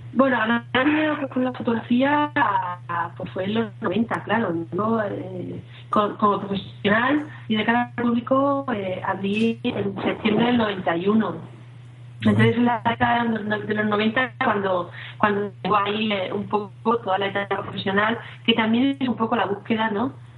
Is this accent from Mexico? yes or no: no; Alicante, Valencian Community, Spain; soy de un pueblecito de Alicante